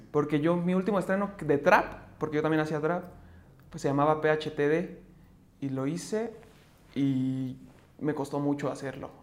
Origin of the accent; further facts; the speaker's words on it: Mexico City, Mexico; soy de la Ciudad de México, artista emergente